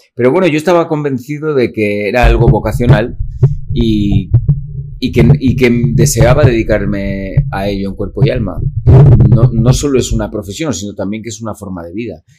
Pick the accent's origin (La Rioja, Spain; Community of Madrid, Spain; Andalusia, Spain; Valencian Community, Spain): La Rioja, Spain; Calahorra; moved away; also born or lived in Vitoria; me crio en Calahorra, eh, nazco allí, mis padres de, de allí